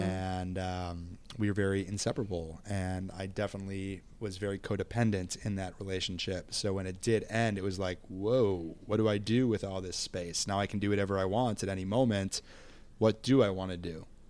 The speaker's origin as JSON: {"language": "English", "town": "Minneapolis", "region": "Minnesota", "country": "United States", "said": "I'm from Minneapolis, Minnesota, and I am thirty-seven"}